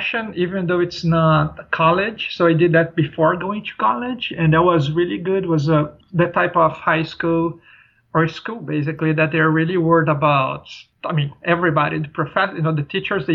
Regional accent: São Paulo, Brazil; moved away; I grew up in a city, you know, like I'm from a big city. São Paulo is the largest city in South America

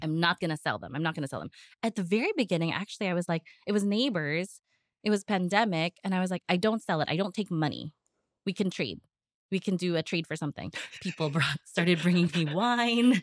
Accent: United States; moved away as an adult; now in Philippines; I was born and raised in the States, I only came here for holidays, for Christmas and for summers

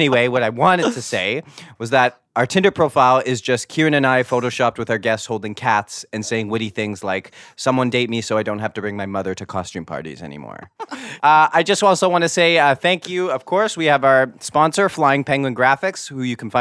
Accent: Canada; I am your Canadian variant

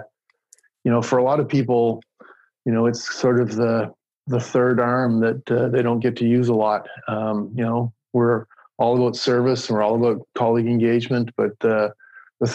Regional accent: New Brunswick, Canada; moved away; I'm Canadian. And I grew up in New Brunswick.

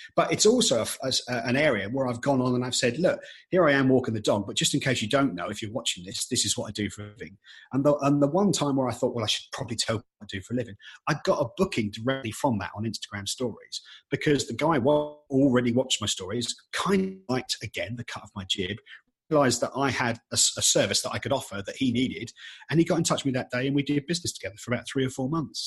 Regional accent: United Kingdom; being British

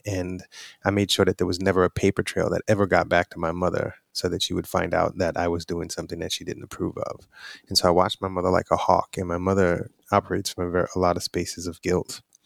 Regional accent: New York City, New York, United States; I'm from Brooklyn, New York.

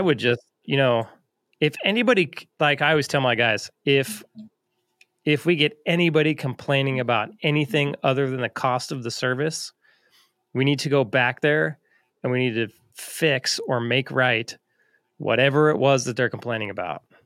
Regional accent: Alaska, United States; moved away; I was from Alaska

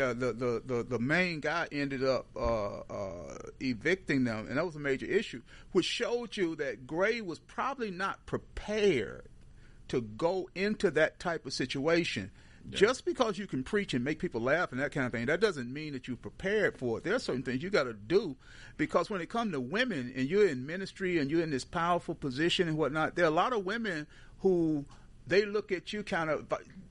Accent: Houston, Texas, United States; I'm from Houston

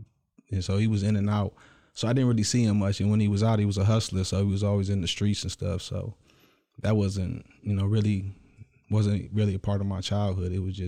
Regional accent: Clinton Township, Michigan, United States; born there; I was originally born in Clinton Township, small town right outside of Detroit, but I've traveled all over the world.

